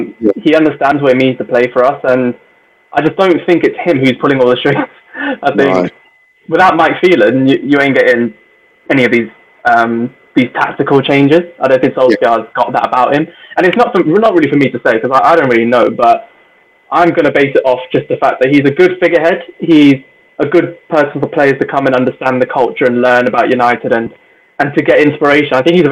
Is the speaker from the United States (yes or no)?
no; India; I mean, I'm Indian. We like fair prices.